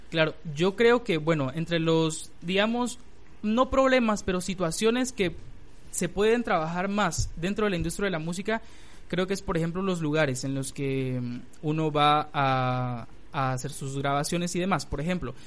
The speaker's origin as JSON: {"language": "Spanish", "country": "Guatemala", "said": "en mi país"}